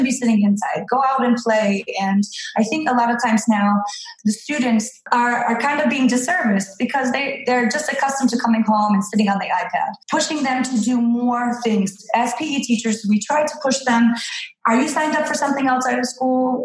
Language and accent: English; Niagara Falls, New York, United States; moved away; I come from New York, Niagara Falls, where we have lake effect snow